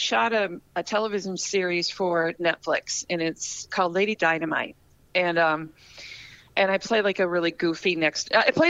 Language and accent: English; Minnesota, United States; also born or lived in Ohio; but I grew up in Minnesota, from the time I was at elementary school on. So I guess I'm a Minnesotan.